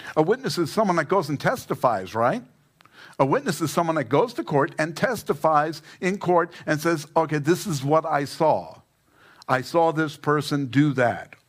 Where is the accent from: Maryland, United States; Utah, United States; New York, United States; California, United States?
New York, United States; New York City; now in Fountain Hills, United States; I'm an Italian from Queens